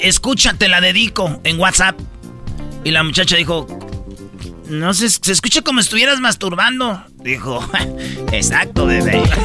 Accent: Michoacán, Mexico; yo soy de Michoacán

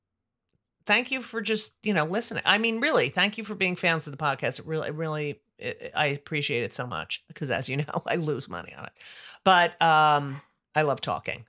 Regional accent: New Jersey, United States; South Orange, New Jersey, which is my home state. Yeah. The Garden State is my home state

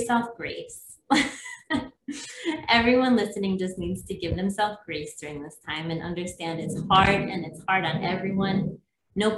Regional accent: Minnesota, United States; moved away as an adult; also born or lived in North Carolina; now in Maui, United States; I grew up in Minnesota

